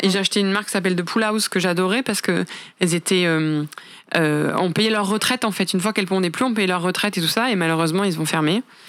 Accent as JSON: {"language": "French", "country": "France", "said": "je suis française"}